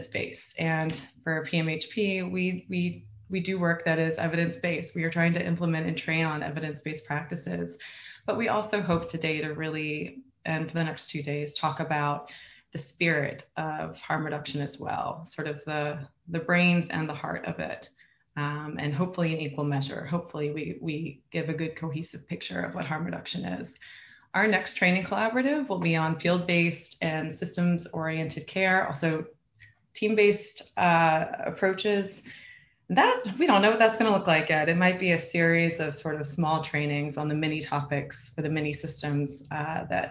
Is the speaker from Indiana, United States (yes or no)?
no; Virginia, United States; moved away as an adult; also born or lived in Seattle / New York; now in Los Angeles, United States; I'm from Virginia. I went to grad school and worked in Seattle and then New York